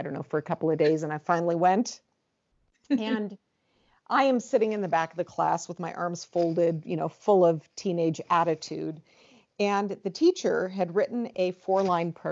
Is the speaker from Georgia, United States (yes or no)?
no; Southern California, United States; also born or lived in San Francisco / East Coast / Midwest / Arizona; I am originally from California. I was born in San Francisco, but raised more in Southern California, where I've lived for most of my life